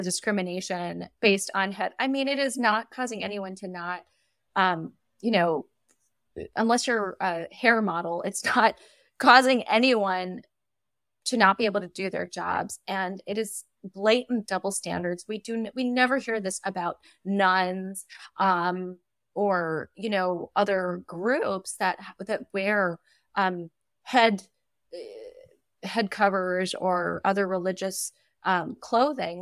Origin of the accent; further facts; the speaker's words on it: United States; as an American